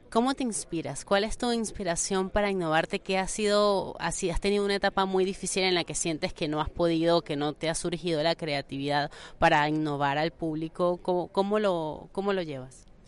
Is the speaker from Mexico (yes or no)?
no; Venezuela; como venezolana